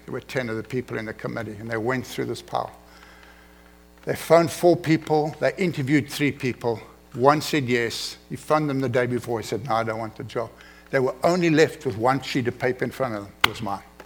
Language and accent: English; South Africa; moved away as an adult; now in United States; I'm an uneducated African. I come from South Africa. I barely passed grade 12